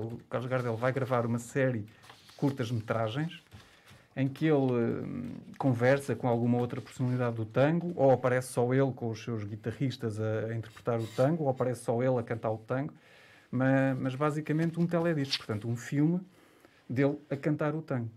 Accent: Portugal; para nós como portugueses

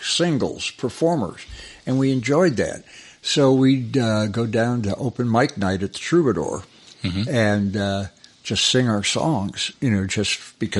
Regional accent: Cleveland, Ohio, United States; moved away as an adult; also born or lived in Los Angeles / Kansas City; I was raised in just outside of Cleveland.

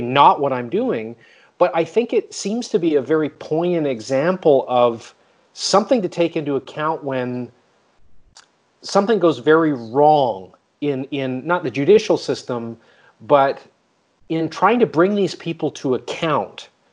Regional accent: Canada; moved away; I'm from Canada originally

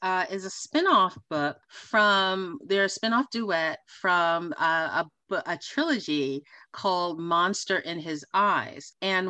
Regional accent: New York City, New York, United States; accent: New York; now in Los Angeles, United States; Our first destination is Queens, New York, hometown. And you are lucky that I am not in my New York accent, because you may have a hard time understanding me.

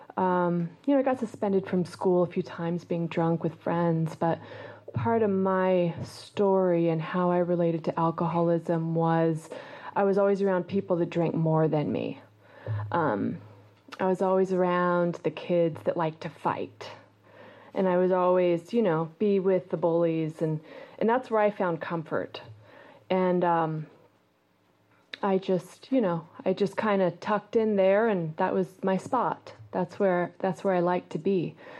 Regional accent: Eugene, Oregon, United States; moved away; also born or lived in New York City; I grew up in Eugene, Oregon

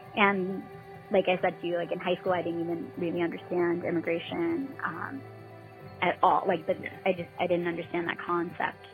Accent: Herricks, New York, United States; growing up in Herrick, um, we were very very diverse

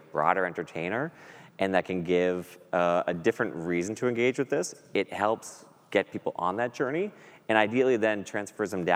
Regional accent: Boston, Massachusetts, United States; I grew up here in Boston as a Red Sox fan

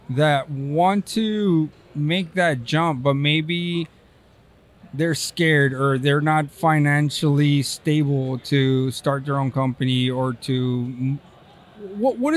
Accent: Texas, United States; now in California, United States; I'm from know. Texas. well, I won't. Yeah, I live in California.

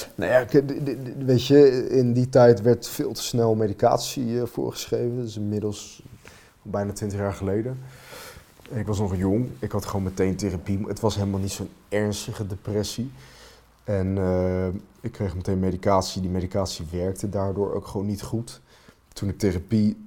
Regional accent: Finland; now in Netherlands; Dat is mijn vaderland

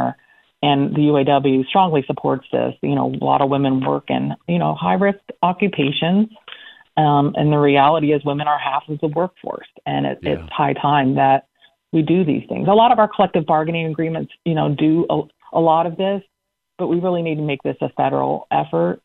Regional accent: Central Pennsylvania, United States; moved away; I come from Central Pennsylvania.

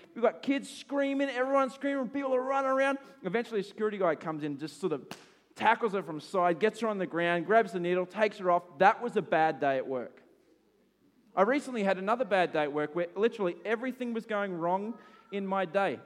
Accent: Australia; I'm an Aussie

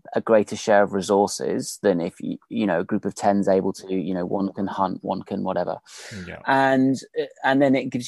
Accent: United Kingdom; I'm British

